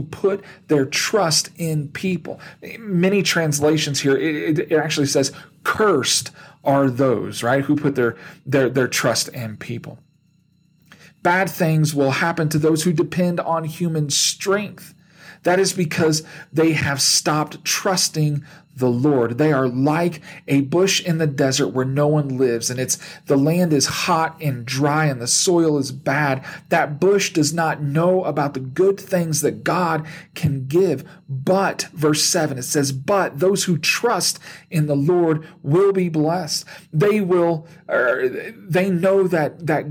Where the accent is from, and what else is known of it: United States